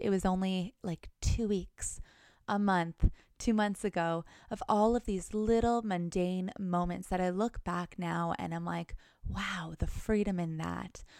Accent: Thunder Bay, Ontario, Canada; now in Los Angeles, United States; go back home to Canada go to my little small town, Thunder Bay

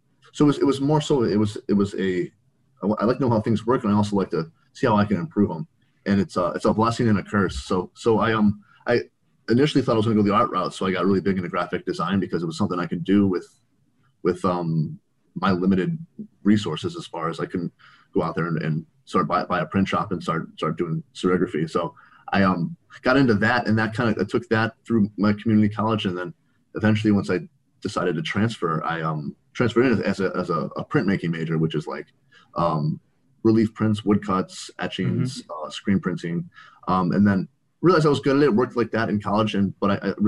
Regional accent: Chicago suburbs, Illinois, United States; moved away as an adult; also born or lived in Arizona; I'm from the Chicago suburbs, so I transferred out to Arizona

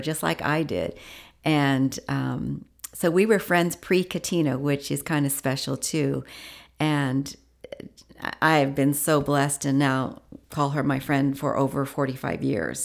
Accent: Washington, United States; moved away; also born or lived in Indiana; I moved from Indiana to Washington

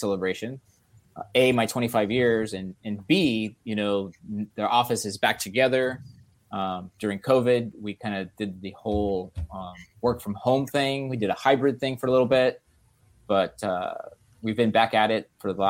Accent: Los Angeles, California, United States; I grew up in Los Angeles

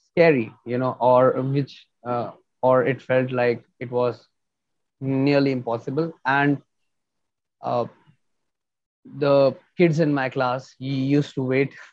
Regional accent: New Delhi, Delhi, India; I'm from India, New Delhi.

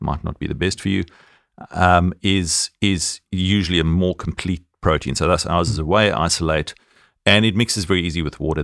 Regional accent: South Africa; accent: South African

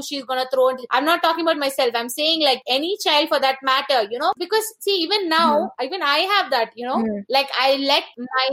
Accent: India; I am an Indian, so I can speak my people

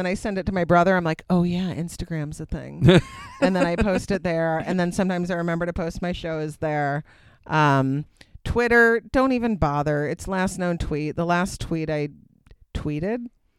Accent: Simsbury, Connecticut, United States; It was awesome in my hometown.

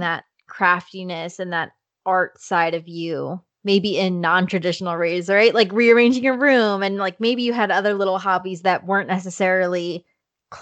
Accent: Toms River, New Jersey, United States; I'm from New Jersey. I grew up in Tom's River by Seaside

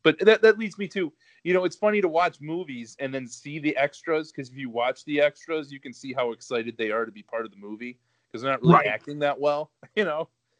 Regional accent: Euclid, Ohio, United States; I grew up in Euclid

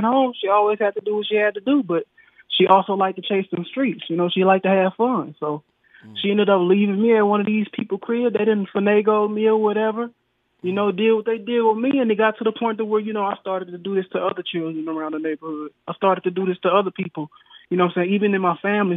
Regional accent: the South, United States; also born or lived in El Dorado, Arkansas; I'm from the South

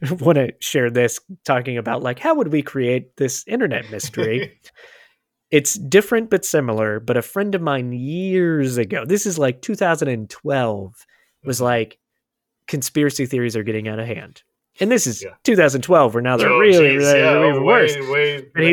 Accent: Florida, United States; I grew up in Florida

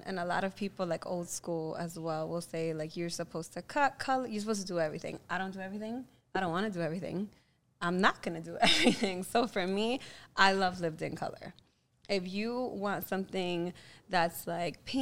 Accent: New York City, New York, United States; I grew up between Harlem and the Bronx, and I actually grew up on Columbia University campus

